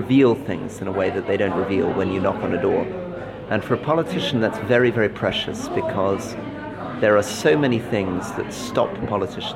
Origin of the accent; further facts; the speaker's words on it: London, United Kingdom; also born or lived in North of England; I still live in the same house that I lived in as a baby. I walk here in London.